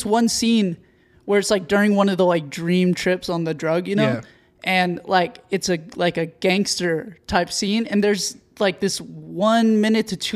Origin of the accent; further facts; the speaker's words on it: Texas, United States; I grew up in Texas